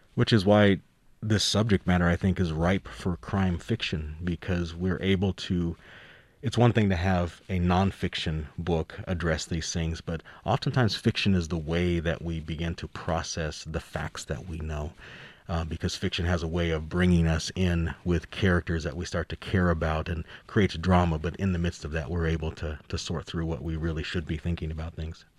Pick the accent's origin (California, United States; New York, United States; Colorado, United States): Colorado, United States; Denver; I've lived my whole life here in Colorado. I grew up in Denver